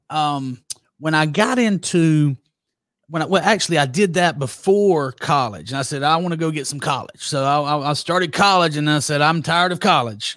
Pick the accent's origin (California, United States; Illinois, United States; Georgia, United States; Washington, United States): Georgia, United States; Douglas; accent: Southern; also born or lived in Broxton, Georgia; born and reared in Douglas, Georgia